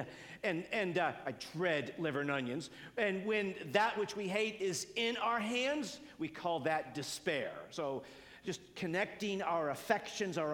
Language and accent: English; United States; I'm an American